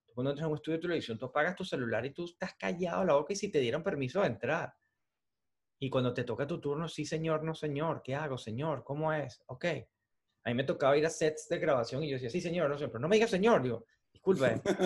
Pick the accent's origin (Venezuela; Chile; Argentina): Venezuela; moved away as an adult; now in United States; yo he vivido mi país desde cero y hice las cosas en mi país desde cero.